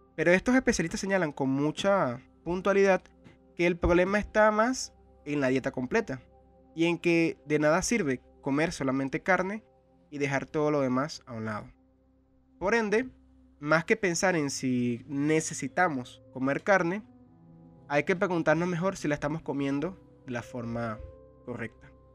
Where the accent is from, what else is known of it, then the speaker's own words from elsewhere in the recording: Venezuela; en un país como el mío, Venezuela